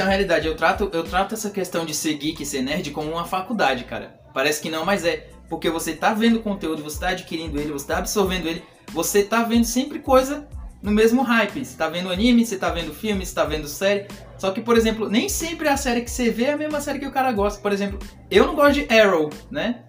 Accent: Piripiri, Piauí, Brazil; now in São Paulo, Brazil; eu sou da cidade de Piripiri, no Piauí

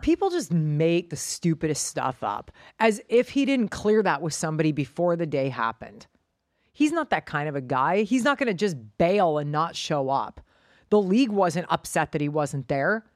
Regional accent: Canada; moved away as an adult; also born or lived in United States / Hong Kong; Canadians stick together, that's just what we do.

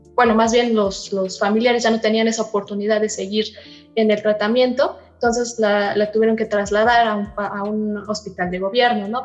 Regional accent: Mexico; como mexicanos

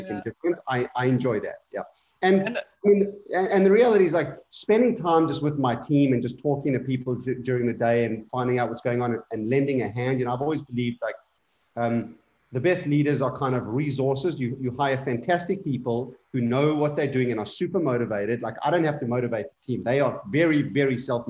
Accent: South Africa; moved away; also born or lived in Indonesia; a very small amount of Afrikaans because I grew up in South Africa.

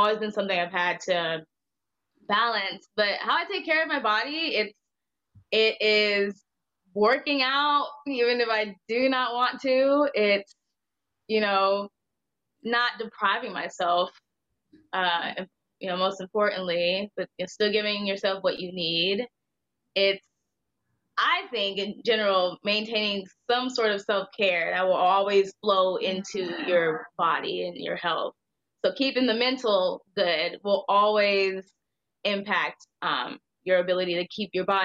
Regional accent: Indiana, United States; I'm from Indiana.

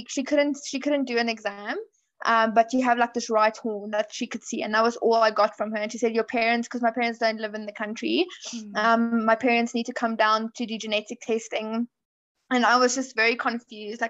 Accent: South Africa; I am from South Africa.

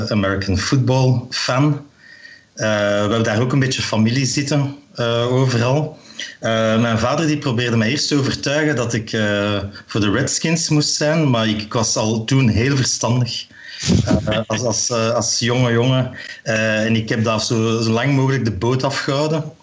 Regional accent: Meissen, Saxony, Germany; ik kom uit Meissen.

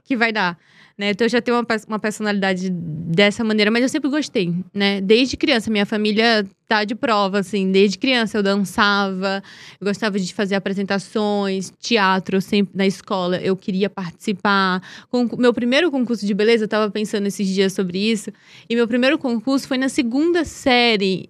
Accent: Teresina, Piauí, Brazil; Eu sou de Teresina da capital, mas minha família é do interior de União, que é uma cidade próxima a Teresina, 80 quilômetros de Teresina. E foi onde eu cresci, né? Meu pai, meu pai veio da, do interior, então cresci na, na capital

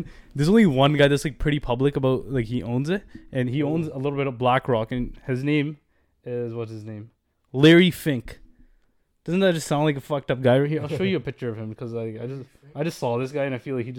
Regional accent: Canada; As Canadians, this is from as a Canadian

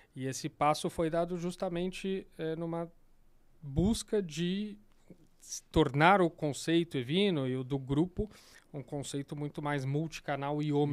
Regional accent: São Paulo, Brazil; sou daqui de São Paulo

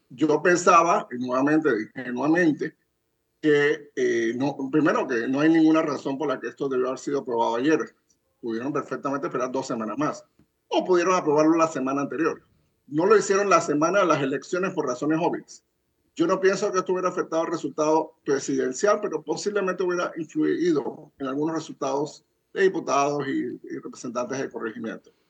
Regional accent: Zambia; En África, en mi país de Zambia, donde First Quantum Minerals tiene dos minas

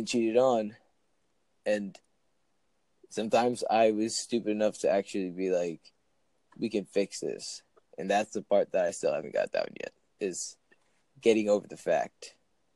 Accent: New Jersey, United States; I'm from Jersey.

